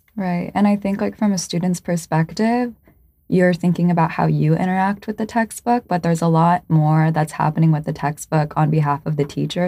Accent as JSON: {"language": "English", "country": "United States"}